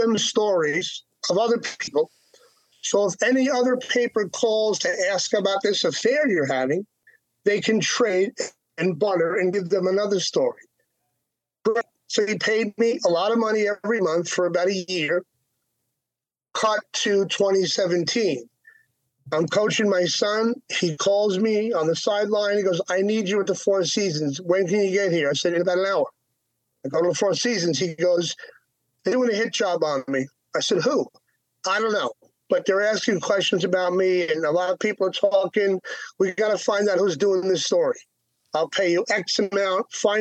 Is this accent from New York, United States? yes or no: yes; New York, United States; also born or lived in Long Island / Manhattan; I grew up in that. I'm a New Yorker.